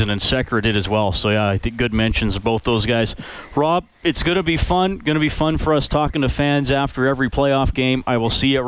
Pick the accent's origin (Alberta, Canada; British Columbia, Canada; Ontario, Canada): Alberta, Canada; Edmonton; I grew up and in Edmonton and still bleed blue and orange.